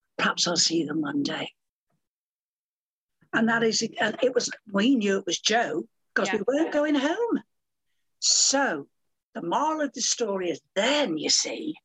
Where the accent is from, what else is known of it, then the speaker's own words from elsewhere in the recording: United Kingdom; I'm a British person